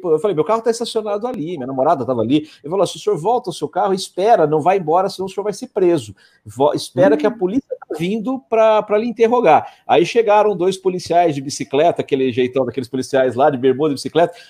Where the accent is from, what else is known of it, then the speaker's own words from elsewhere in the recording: Brazil; sou do Brasil